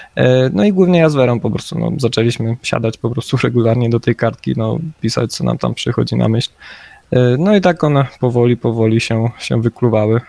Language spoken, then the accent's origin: Polish; near Rzeszów, Subcarpathian Voivodeship, Poland; My jesteśmy z Podrzeszowa